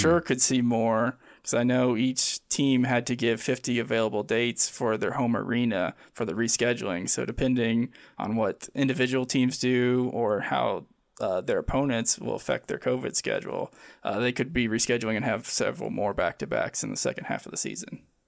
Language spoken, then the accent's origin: English; Midwest of the United States, United States; growing up in the Midwest of the United States here.